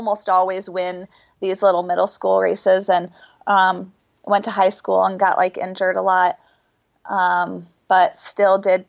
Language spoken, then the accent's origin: English; Ohio, United States; So we're both from Ohio